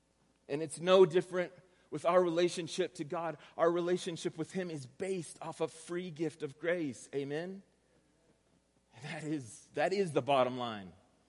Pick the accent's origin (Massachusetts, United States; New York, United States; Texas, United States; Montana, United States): Texas, United States; accent: Texas; I'm from Texas, and so I'm going to use a Texas accent, so prepare yourself for this.